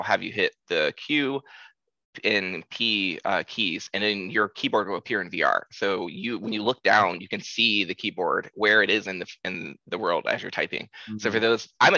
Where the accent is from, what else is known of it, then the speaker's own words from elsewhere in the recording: Columbus, Ohio, United States; moved away as an adult; now in San Francisco, United States; we moved here, me and my husband, you know, we're from Columbus, Ohio